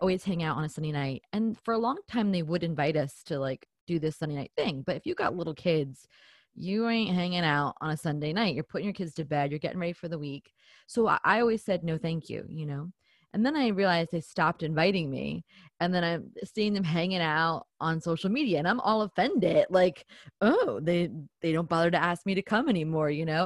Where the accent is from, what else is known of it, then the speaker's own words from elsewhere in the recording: New Jersey, United States; I'm from New Jersey, so we are a little bit more, you know, we're a little bit in your face about it